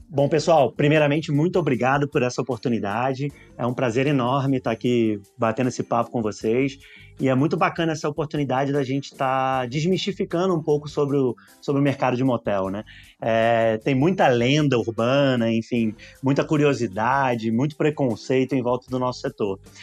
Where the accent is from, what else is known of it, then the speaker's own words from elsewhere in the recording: Rio de Janeiro, Brazil; accent: carioca; moved away as an adult; now in São Paulo, Brazil; eu sou carioca. Vim morar em São Paulo